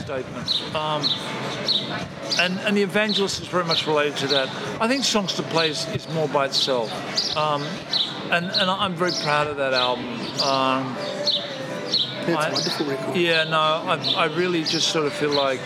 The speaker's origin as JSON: {"language": "English", "town": "Brisbane", "region": "Queensland", "country": "Australia", "said": "we're from Brisbane"}